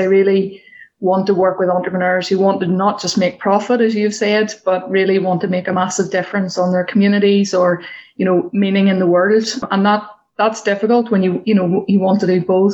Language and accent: English; Northern Ireland, United Kingdom; So I grew up in the countryside in Northern Ireland.